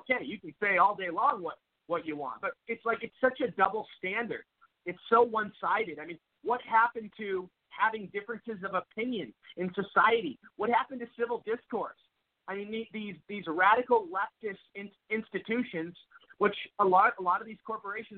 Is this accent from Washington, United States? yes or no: yes; Seattle, Washington, United States; moved away as an adult; I'm from Seattle, mm-hmm. and you know, I was born and raised there